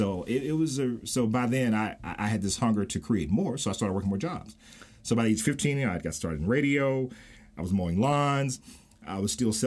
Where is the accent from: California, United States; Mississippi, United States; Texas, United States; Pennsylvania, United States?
Mississippi, United States; moved away; I ran back to Mississippi